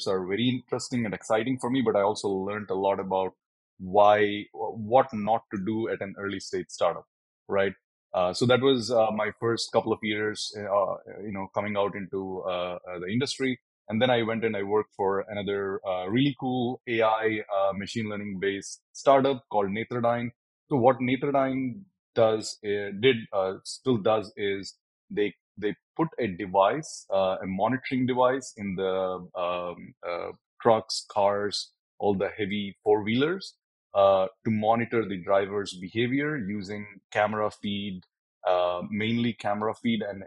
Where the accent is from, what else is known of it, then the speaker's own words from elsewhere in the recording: South India, India; moved away as an adult; now in Amsterdam, Netherlands; I grew up in a small town in the south of India